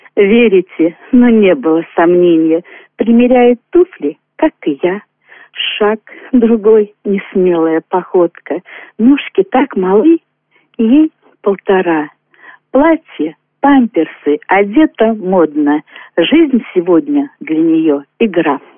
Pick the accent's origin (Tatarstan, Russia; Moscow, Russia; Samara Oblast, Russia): Moscow, Russia; moved away as an adult; now in Protvino, Russia; Родилась в Москве. Закончила общеобразовательную школу, поступила в МВТУ Небауна, работала на Московском радиотехническом заводе